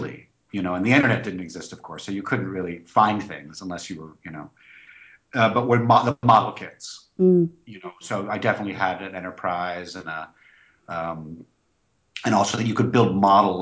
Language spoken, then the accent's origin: English; Florida, United States; in my town, in my hometown of Florida.